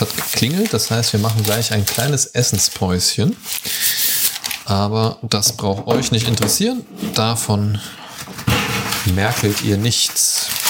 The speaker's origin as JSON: {"language": "German", "country": "Germany", "tie": "born or raised there", "moved": "yes", "said": "in meiner alten Heimat. Mhm. So Niedersachsen, Kassel, so, so mhm. die Ecke im weitesten Sinne"}